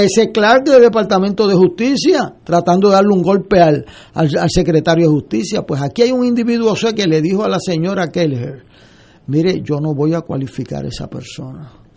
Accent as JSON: {"language": "Spanish", "town": "San Juan", "country": "Puerto Rico", "said": "yo vengo de Río Piedra"}